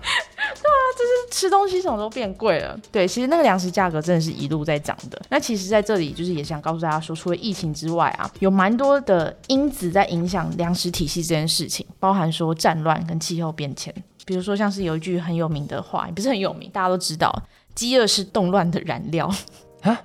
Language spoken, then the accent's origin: Chinese; Taiwan; 我们土生土长的台湾人